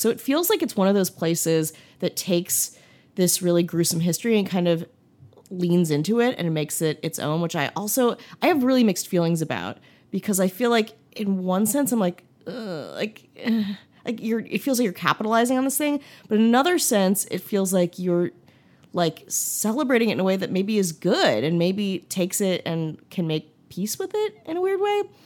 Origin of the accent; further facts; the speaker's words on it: Midwest, United States; growing up in the Midwest